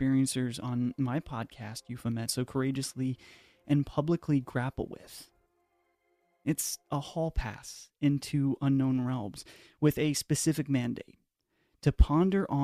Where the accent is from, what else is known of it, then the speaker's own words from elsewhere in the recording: Pacific Northwest, United States; Growing up in the Pacific Northwest